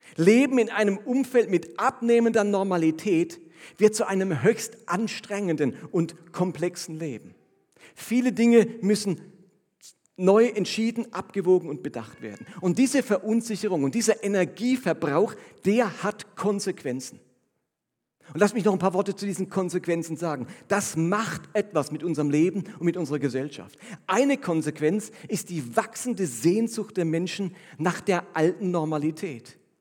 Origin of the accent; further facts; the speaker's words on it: Germany; als Deutscher